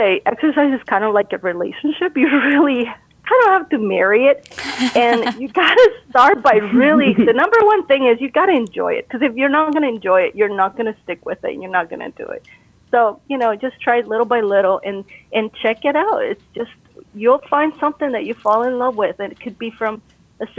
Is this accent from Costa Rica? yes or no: yes; Costa Rica; moved away; I'm originally from Costa Rica